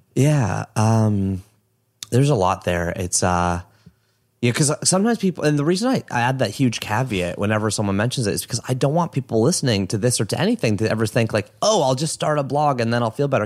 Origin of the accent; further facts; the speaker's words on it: Oshawa, Ontario, Canada; also born or lived in Toronto; I was from Oshawa. That's where I'm from. So I'm from a small town.